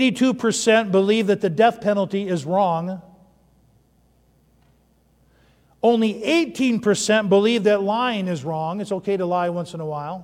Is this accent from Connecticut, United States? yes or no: no; Upper Peninsula of Michigan, United States; I grew up in the Upper Peninsula of Michigan